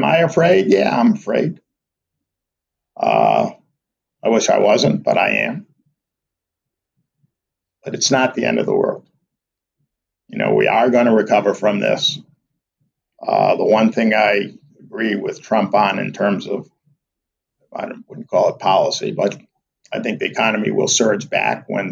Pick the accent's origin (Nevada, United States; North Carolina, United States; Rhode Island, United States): Rhode Island, United States; Providence; moved away; I'm originally from Providence